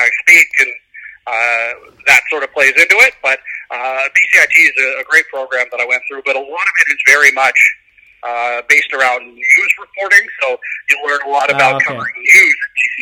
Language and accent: English; Coquitlam, British Columbia, Canada; I grew up in Coquitlam